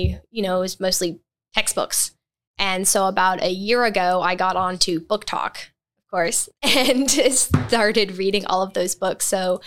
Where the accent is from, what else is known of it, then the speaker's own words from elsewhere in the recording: Mississippi, United States; moved away; also born or lived in Alberta, Canada / Romania; So I was born in Alberta, Canada. That's where my parents were born, raised, and married. And we moved to Mississippi when I was a toddler. And then in 2007, my parents and me and my four younger siblings moved to Romania.